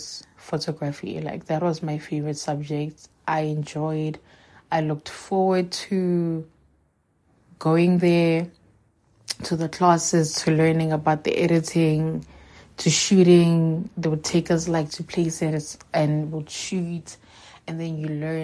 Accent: Johannesburg, Gauteng, South Africa; also born or lived in Seshego, Limpopo; I moved back to Johannesburg 2006. Yeah, I was in grade 2. And then, yeah, I lived with my mom. I've lived here since.

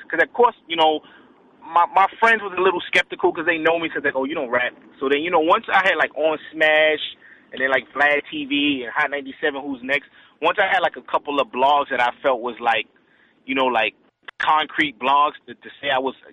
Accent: New York, United States; New York, we was like, you know, we was like the shit for a minute. You know, even if you go out of town, you be like, yo, I'm from New York.

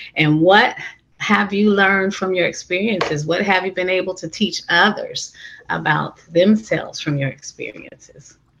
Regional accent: San Francisco, California, United States; moved away; I grew up and born and raised in San Francisco

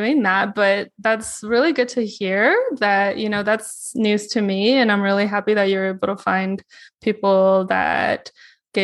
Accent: China; moved away; me growing up in China, although that was like 20 years ago

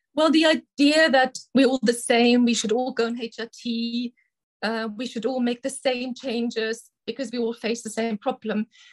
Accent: Germany; moved away as an adult; now in United Kingdom; originally, I'm from Germany, where I did my medical school training, and then I came to the UK as a junior doctor

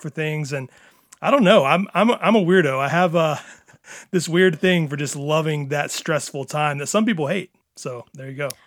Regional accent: Tupelo, Mississippi, United States; I grew up in Mississippi

